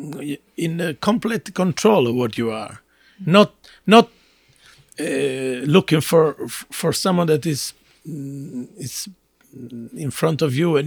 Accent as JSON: {"language": "English", "region": "Southern Italy", "country": "Italy", "second_language": "English", "said": "I'm … from Italy, from South Italy."}